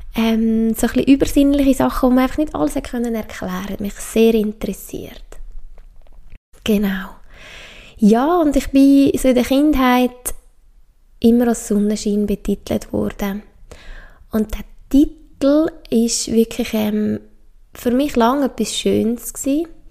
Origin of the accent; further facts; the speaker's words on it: Obwalden, Switzerland; ich bin aufgewachsen im Kanton Obwalden, das ist im Herzen von der Schweiz